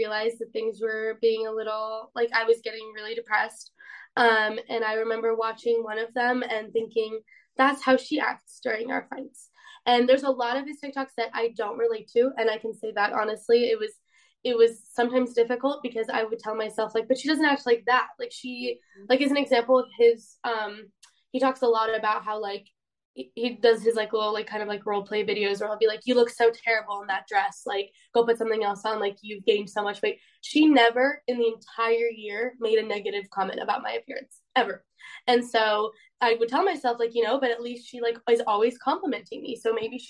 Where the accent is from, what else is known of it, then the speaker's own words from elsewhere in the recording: Poland; I'm from Poland